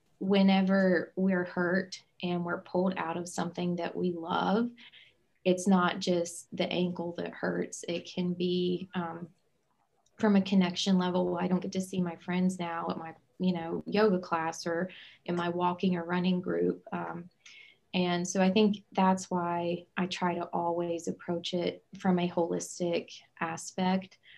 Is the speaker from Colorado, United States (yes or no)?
no; Southern West Virginia, United States; I'm originally from Southern West Virginia